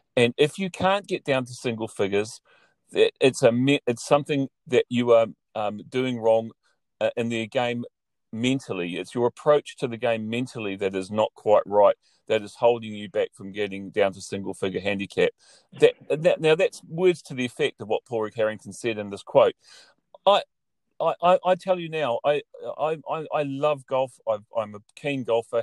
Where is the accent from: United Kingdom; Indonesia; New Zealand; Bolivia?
New Zealand; moved away as an adult; now in Ireland; growing up in New Zealand, I spent now the last six years in Ireland